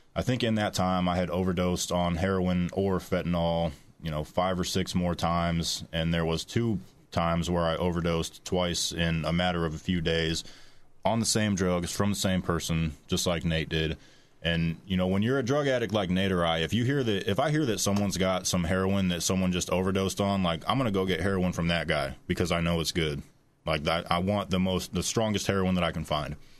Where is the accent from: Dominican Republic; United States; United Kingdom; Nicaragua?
United States; Warsaw, Indiana; I'm from Warsaw, Indiana, so, you know, forty-five minutes away from here. I also grew up in a very healthy, loving two, two-parent home